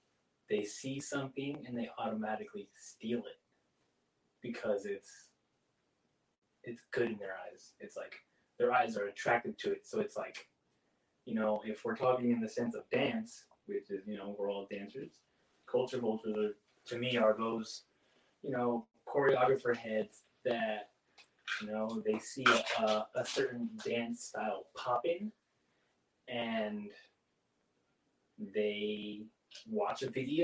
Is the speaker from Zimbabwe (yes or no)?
no; Philippines; It's like, oh, all of a sudden you eat at one restaurant and you think you're like us.